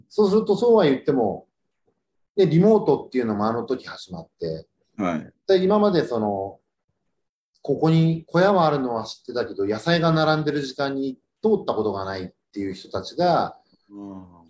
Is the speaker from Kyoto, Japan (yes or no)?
no; Yokohama, Kanagawa, Japan; moved away as an adult; now in Fuchu, Japan; 生まれも育ちも横浜なんで、まだ横浜歴の方が長いんですけど、府中来てまだ16年なんで